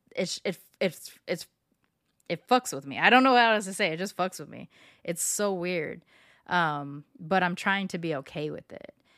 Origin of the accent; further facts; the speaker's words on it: Long Beach, California, United States; moved away as an adult; now in Houston, United States; my high school and my hometown, Long Beach